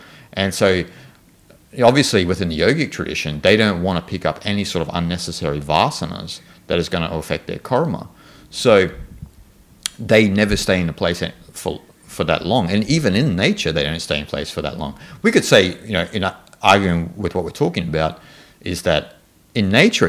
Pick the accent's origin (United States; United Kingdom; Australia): Australia; You know, so I'm Australian, I'm like this.